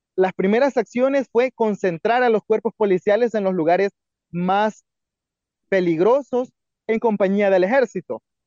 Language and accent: Spanish; El Salvador; como salvadoreños